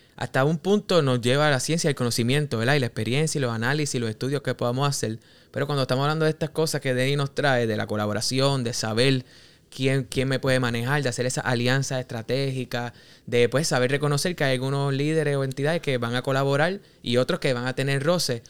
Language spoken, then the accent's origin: Spanish; Cabo Rojo, Puerto Rico; Yo soy de Cabo Rojo y lo digo con orgullo